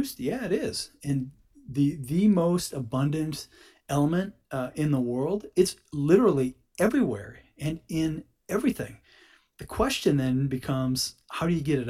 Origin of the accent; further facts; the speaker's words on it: United States; also born or lived in Houston; Being an American citizen and being in the energy industry and in Houston